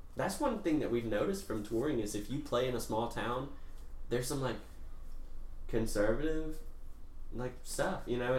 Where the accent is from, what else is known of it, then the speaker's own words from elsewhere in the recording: Laurel, Mississippi, United States; I'm from Laurel, which is not super bad.